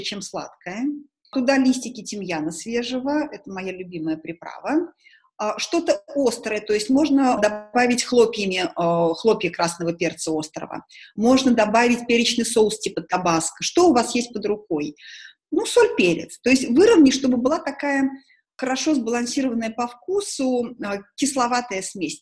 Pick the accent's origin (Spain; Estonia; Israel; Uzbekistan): Uzbekistan; Tashkent; now in Moscow, Russia; Я же человек из Ташкента, я же привыкла суп есть не из тарелки, а из косушки